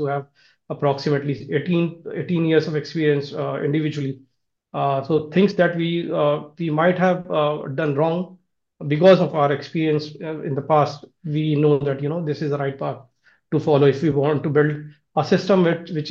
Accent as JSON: {"language": "English", "country": "India", "said": "I'm from India."}